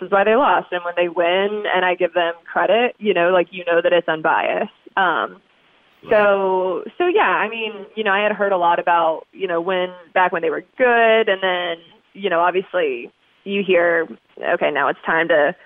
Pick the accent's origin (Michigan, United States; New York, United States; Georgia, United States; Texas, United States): Georgia, United States; Fayetteville; moved away as an adult; also born or lived in Pittsburgh; I'm originally from Fayetteville, Georgia, born and raised down here